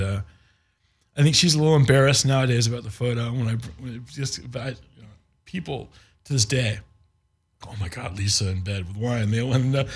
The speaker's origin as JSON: {"language": "English", "region": "Indiana", "country": "United States", "said": "we're from Indiana and we're, we're Indy guys"}